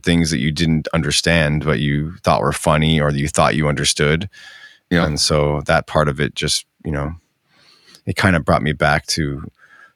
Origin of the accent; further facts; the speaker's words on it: Florida, United States; moved away; also born or lived in Minnesota; I was born in Florida